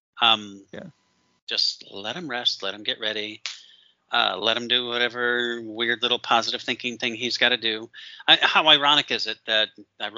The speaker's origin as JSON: {"language": "English", "region": "Michigan", "country": "United States", "tie": "born or raised there", "moved": "yes", "said": "I grew up in Michigan."}